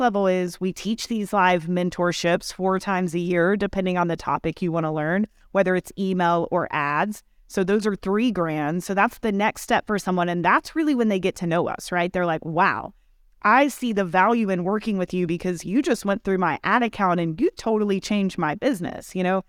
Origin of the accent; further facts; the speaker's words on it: Kentucky, United States; moved away as an adult; also born or lived in Austin, Texas; I grew up in Kentucky, small town